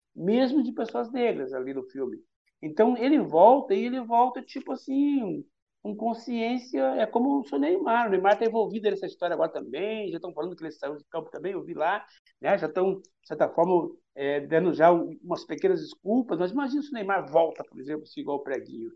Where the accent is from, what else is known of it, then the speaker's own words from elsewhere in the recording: Curitiba, Paraná, Brazil; moved away as an adult; now in Salvador, Brazil; eu sou do Paraná, entendeu? E eu sou o cara criado e nascido e vivido no futebol de várzea. Parei quando vim para Salvador